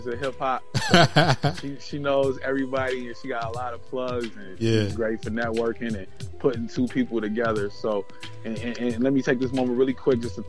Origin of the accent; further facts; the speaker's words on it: Minneapolis, Minnesota, United States; I'm from Minneapolis.